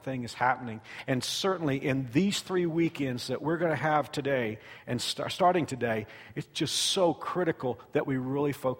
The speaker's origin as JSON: {"language": "English", "town": "Fort Worth", "region": "Texas", "country": "United States", "tie": "born or raised there", "moved": "yes", "said": "I was at a church in Fort Worth, Texas, my hometown"}